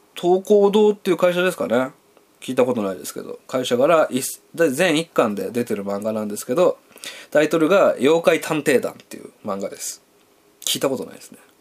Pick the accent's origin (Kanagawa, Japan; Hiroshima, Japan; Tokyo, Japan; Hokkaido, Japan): Hiroshima, Japan; 僕はあの広島出身なんで